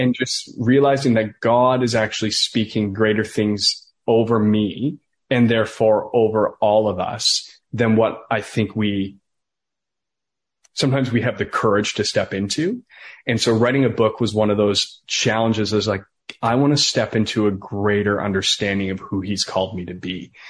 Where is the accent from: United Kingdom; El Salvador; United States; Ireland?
Ireland; Listowel, Munster; I was like, yeah, I come from Listowel. I'm an ex-drug dealer.